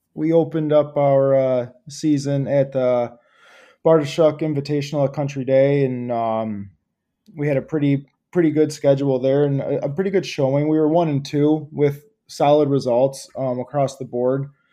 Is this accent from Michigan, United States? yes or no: yes; Clawson, Michigan, United States; I grew up in Clawson. I was, lived there for about twenty, twenty plus years.